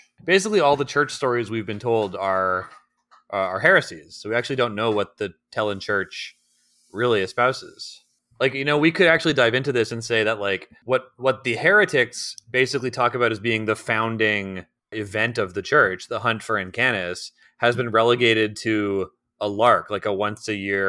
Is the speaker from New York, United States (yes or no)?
yes; Brooklyn, New York, United States; I'm actually from Brooklyn, but I went to simple country law school.